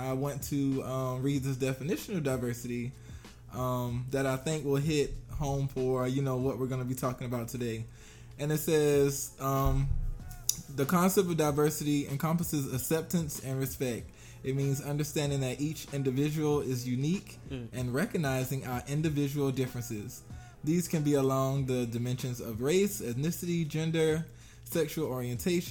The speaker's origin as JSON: {"language": "English", "region": "South Carolina", "country": "United States", "tie": "born or raised there", "said": "I am from Utahville, South Carolina."}